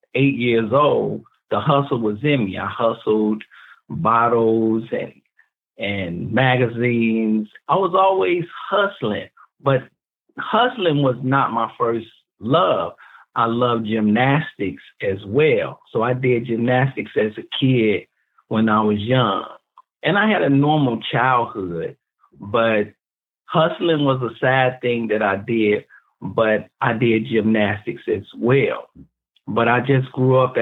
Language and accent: English; Chicago, Illinois, United States; I grew up in Chicago projects.